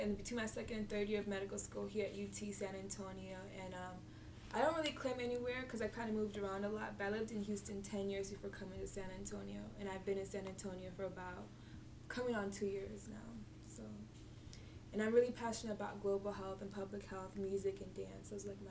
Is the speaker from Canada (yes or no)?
no; Nigeria; So I'm Nigerian, so of course as a Nigerian, your parents always say, like, be a doctor or do something.